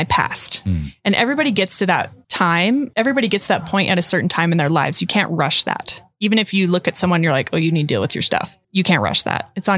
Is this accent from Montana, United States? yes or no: yes; Montana, United States; I grew up in Montana.